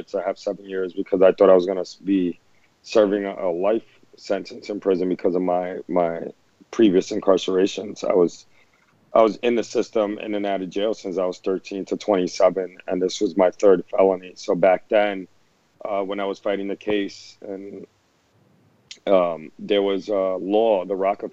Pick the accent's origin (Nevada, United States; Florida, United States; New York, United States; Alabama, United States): New York, United States; New York City; my experiences growing up in the Lower East Side